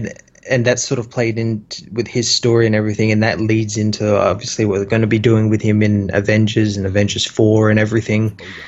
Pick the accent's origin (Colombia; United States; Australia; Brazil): Australia